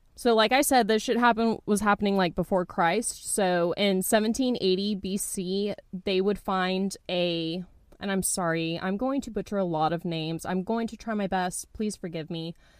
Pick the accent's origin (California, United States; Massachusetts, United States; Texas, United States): Texas, United States; I'm from Texas